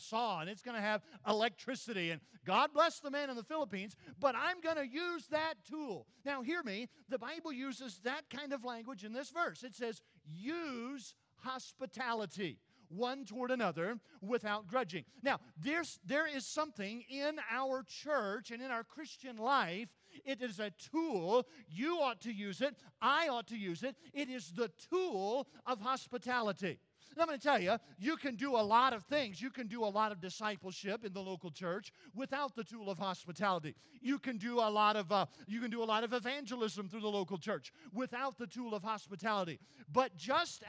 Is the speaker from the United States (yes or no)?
yes; South Carolina, United States; When I was a boy growing up in South Carolina